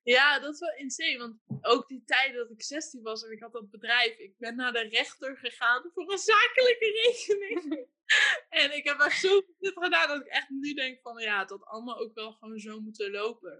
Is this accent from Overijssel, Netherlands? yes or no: yes; Hengelo, Overijssel, Netherlands; also born or lived in Amsterdam; Ik ben eh, geboren in Amsterdam. Toen ik drie was, zijn mijn moeder en ik naar Hengelo verhuisd. Ik ben alleen opgegroeid met mijn moeder. Mijn vader heeft besloten om voor de geboorte weg te gaan. Eh, ik ben in Hengelo opgegroeid